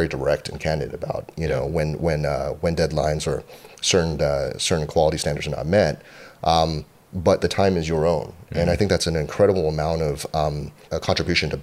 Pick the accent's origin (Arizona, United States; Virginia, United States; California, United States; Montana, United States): California, United States; Cupertino; also born or lived in Boston, Massachusetts; I grew up in Cupertino, California